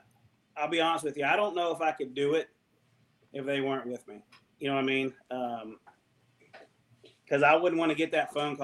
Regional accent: Ohio River, United States; So once again, growing up on the Ohio River, you know, it always seemed like you had to tinker with your baits, do something different.

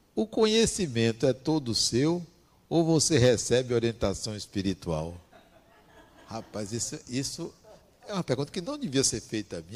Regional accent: interior of Bahia, Brazil; eu vim do interior da Bahia

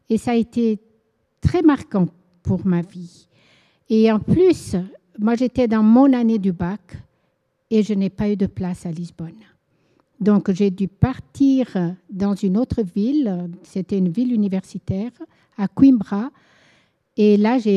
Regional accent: Angola; Je suis née en Angola et j'ai vécu 17 ans. Mes parents étaient portugais, c'était une colonie portugaise, l'Angola avant, et nous avons vécu là-bas 17 ans, moi.

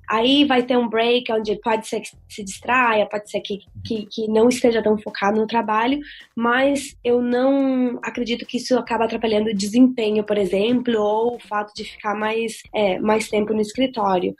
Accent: Venezuela; now in Dublin, Ireland; eu na verdade, sou metade venezuelana, né? Então, eu sou nascida na Venezuela mesmo

